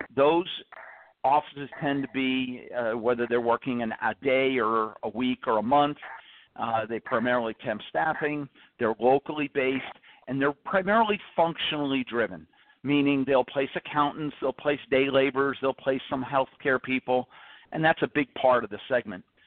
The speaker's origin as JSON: {"language": "English", "region": "New Jersey", "country": "United States", "tie": "born or raised there", "said": "I grew up on the East Coast in New Jersey"}